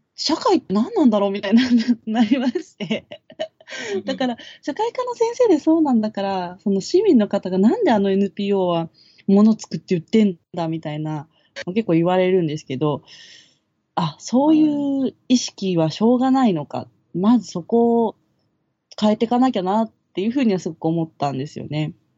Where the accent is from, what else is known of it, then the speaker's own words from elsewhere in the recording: Kawasaki, Kanagawa, Japan; moved away as an adult; 私はその、まあ、川崎出身なんですね。で、2年半前に川崎から来た